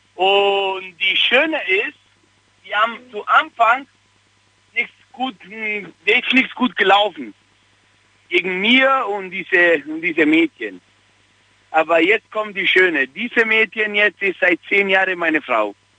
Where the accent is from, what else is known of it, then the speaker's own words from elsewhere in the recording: Italy; German is a second language; now in Augsburg, Germany; ich komme aus Italien